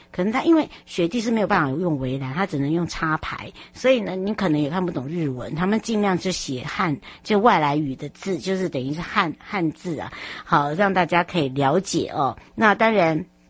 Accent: Taiwan; 我们台湾人

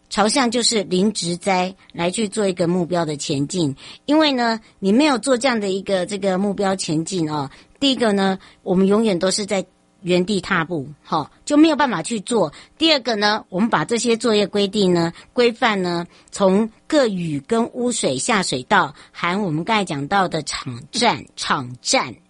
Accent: Taiwan; 台湾人叫马吉呀

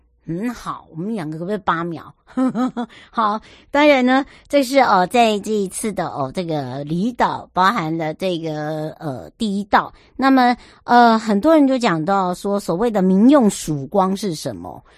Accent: Hualien County, Taiwan; 我花莲人呢，我不知道伯南山地道，松柏的柏，伯南山。

